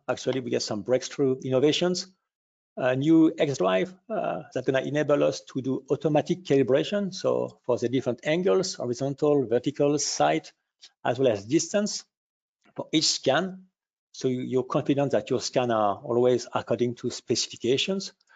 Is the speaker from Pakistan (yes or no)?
no; France; accent: French; English is a second language; I can hear from our accent we are a little bit French